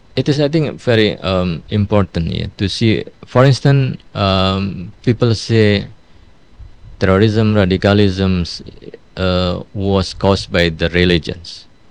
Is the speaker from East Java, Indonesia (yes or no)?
yes; Jombang, East Java, Indonesia; English is a second language; moved away; also born or lived in Canberra, Australia; in my hometown, in my family, they have the boarding school in Jombang